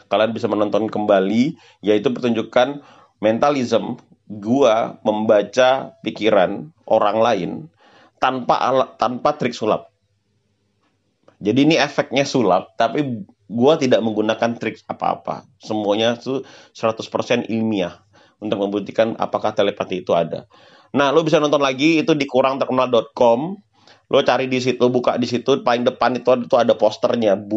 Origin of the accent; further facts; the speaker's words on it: North Sumatra, Indonesia; dan ini dan ini terdapat di uh, daerah gue yaitu Sumatera Utara.